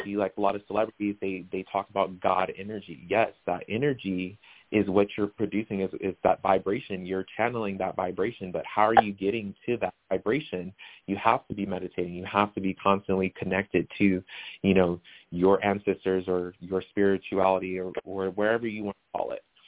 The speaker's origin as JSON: {"language": "English", "town": "Riverside", "region": "California", "country": "United States", "tie": "born or raised there", "moved": "as an adult", "lives_now": "Las Vegas, United States"}